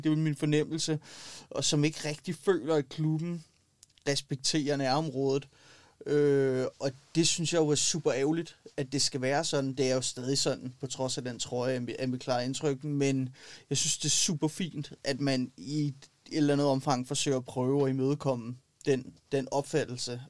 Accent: Copenhagen, Capital Region of Denmark, Denmark; Ja, jeg er født og opvokset i København

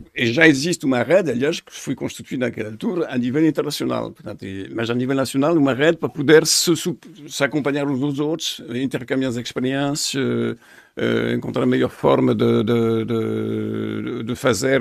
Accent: France; Portuguese is a second language; moved away as an adult; also born or lived in Paris; now in Portugal; sou francês

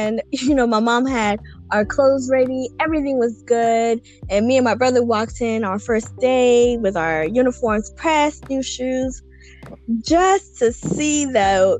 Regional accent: Kenya; now in United States; growing up in Kenya

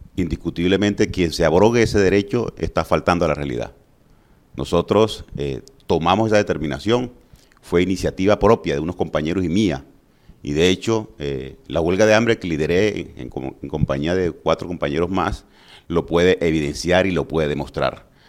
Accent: Valledupar, Cesar, Colombia; Yo vengo del barrio Primero de Mayo, de allá del sur del Primero de Mayo, de la calle 31 con 20

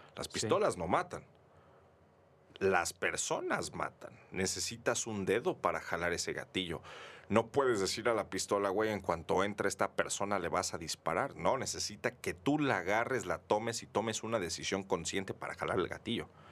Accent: Mexico; nosotros como mexicanos

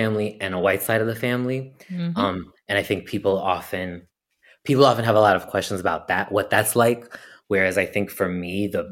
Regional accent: Amherst, Massachusetts, United States; also born or lived in Boston, Massachusetts / Iowa City, Iowa; I say Amherst, Massachusetts, because that's where I spent the majority of my childhood

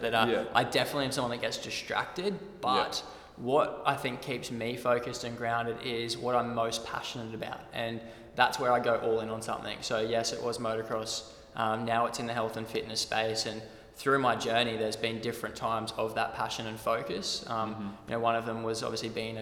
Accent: Redland City, Queensland, Australia; I'm from the Redlands, out in the Bayside, and grew up on the water.

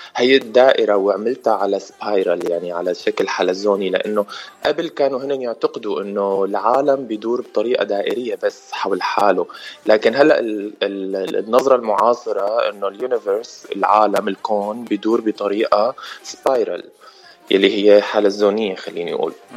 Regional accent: Damascus, Damascus Governorate, Syria; moved away as an adult; also born or lived in Netherlands; now in United States; أنا من سوريا انولدت بسوريا من أب فلسطيني وأم سورية من مخيم اليرموك بالشام

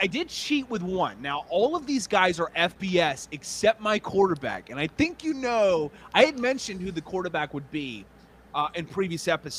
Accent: Charleston, South Carolina, United States; I was born in Charleston, South Carolina.

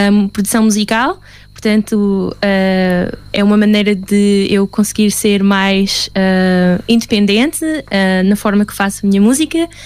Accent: Luxembourg; first language Portuguese; moved away as an adult; also born or lived in Portugal; now in England; Sim, mas estou no Luxemburgo, estava no Luxemburgo durante 12 anos, portanto fui para Luxemburgo quando tinha 8 anos. Fiz a minha escola toda no Luxemburgo.

